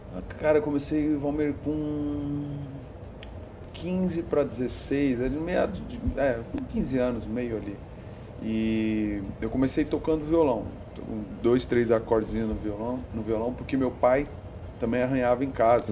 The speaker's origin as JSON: {"language": "Portuguese", "region": "São Paulo", "country": "Brazil", "tie": "born or raised there", "said": "Eu nasci em São Paulo."}